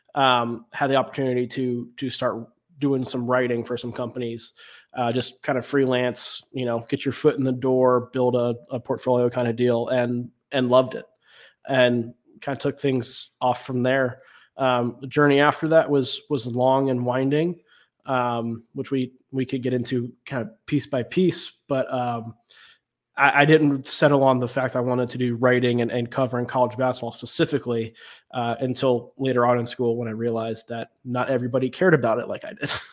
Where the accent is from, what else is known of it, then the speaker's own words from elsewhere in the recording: Raleigh, North Carolina, United States; I grew up in Raleigh, uh, in the Raleigh area